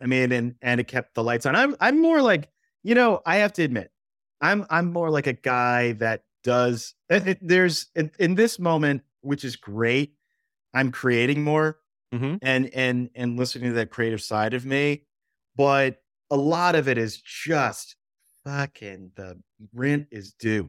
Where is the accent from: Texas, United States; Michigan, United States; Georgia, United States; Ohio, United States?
Texas, United States; which I was kind of used to when I was used to that growing up in Texas.